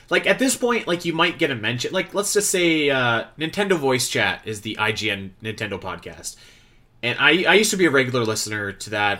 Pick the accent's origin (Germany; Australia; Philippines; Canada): Canada; growing up in Canada, where it snows regularly